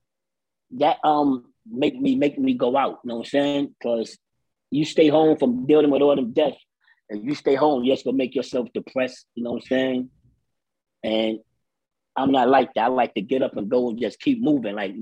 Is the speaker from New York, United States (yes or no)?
yes; New York City, New York, United States; I'm from the Bronx, from the heart of the South Bronx.